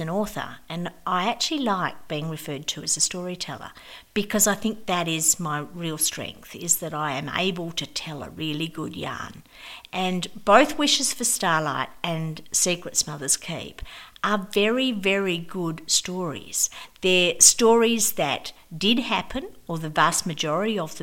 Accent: Karragullen, Western Australia, Australia; I grew up in the Perth Hills on a valley in an orchard in Carrigullen

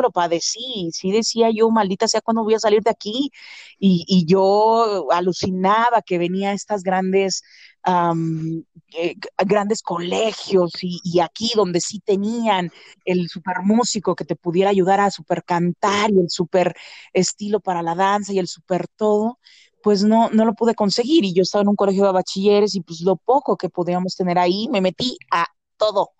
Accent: State of Mexico, Mexico; also born or lived in Xalapa, Veracruz / Perote, Veracruz; now in Mexico City, Mexico; llegué a vivir aquí a la Ciudad de México desde muy pequeña. en realidad, en la colindancia de la Ciudad de México con el establo de México, que es de Vaz, y ahí llego a los tres años y bueno, estoy del periodo de mis tres a mis trece años ahí

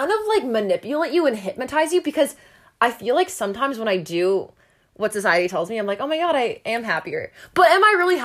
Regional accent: Canada; I'm a Canadian

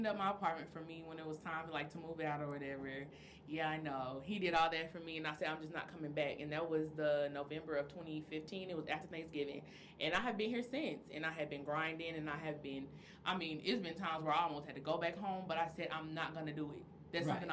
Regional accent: Oklahoma City, Oklahoma, United States; moved away as an adult; now in Dallas, United States; I'm from Oklahoma City, first of all. Let's preface this. I'm from the north side, Oklahoma City

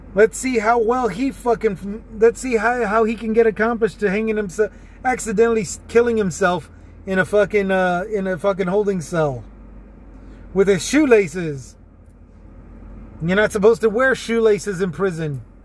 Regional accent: Texas, United States; also born or lived in San Antonio; my home state of Texas

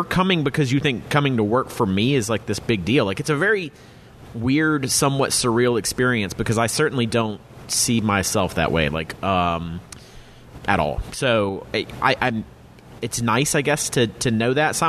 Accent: the South, United States; growing up in the South

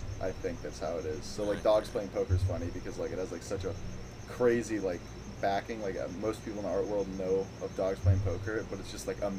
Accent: Scottsdale, Arizona, United States; I grew up in Scottsdale.

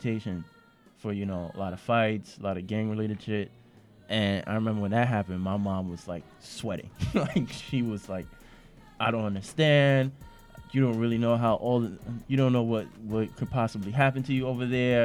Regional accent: New York City, New York, United States; I grew up in East Flatbush

